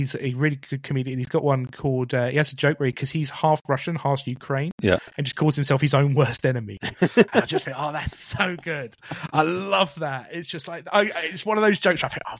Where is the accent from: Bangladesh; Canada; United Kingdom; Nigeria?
United Kingdom; Romford, East of England; I'm from Romford, you know, which is in Essex.